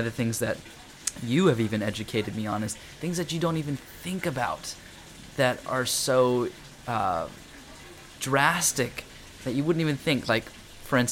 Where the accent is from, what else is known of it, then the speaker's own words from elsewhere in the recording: Hawaii, United States; moved away; when I was a kid, I was born in Hawaii, and I'd go to all the local beaches and swim